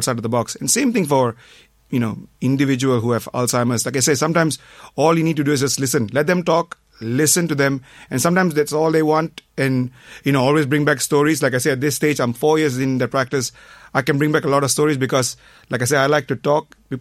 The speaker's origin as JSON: {"language": "English", "country": "Malaysia", "moved": "as an adult", "lives_now": "Ireland", "said": "I'm from Malaysia. I came to Ireland back in 97"}